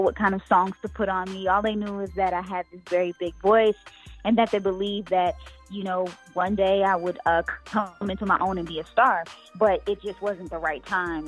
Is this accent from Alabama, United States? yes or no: no; New York, United States; I'm born and raised in New York